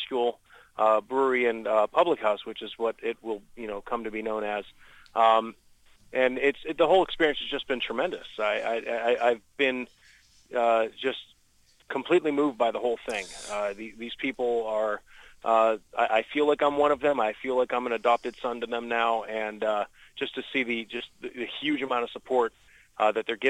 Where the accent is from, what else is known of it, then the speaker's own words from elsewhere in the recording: Youngstown, Ohio, United States; moved away; also born or lived in Lorain, Ohio; I come from Youngstown, Ohio.